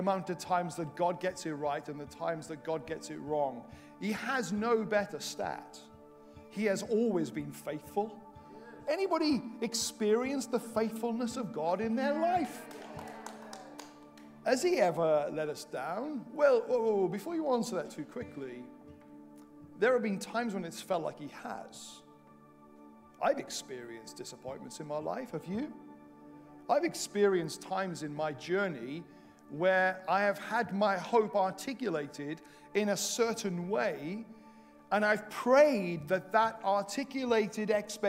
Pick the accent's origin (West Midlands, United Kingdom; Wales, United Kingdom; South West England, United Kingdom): Wales, United Kingdom; Welsh; now in England, United Kingdom; I say this as a Welsh missionary in England